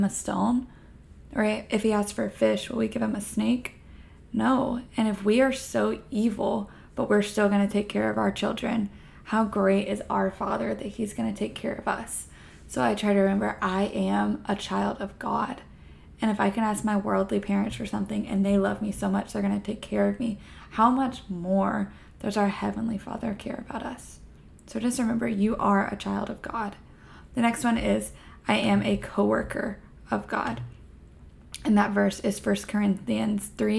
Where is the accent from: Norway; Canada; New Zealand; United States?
United States; Florida; now in Texas, United States; I am a Texan at the moment, I am from Florida